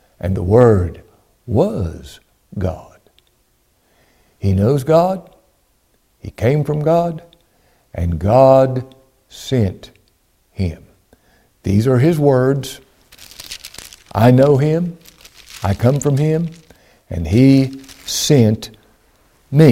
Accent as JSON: {"language": "English", "town": "Ashland", "region": "Kentucky", "country": "United States", "said": "I was born in Ashland, Kentucky in 1959 in the King's Daughters Hospital. I'm from Ashland"}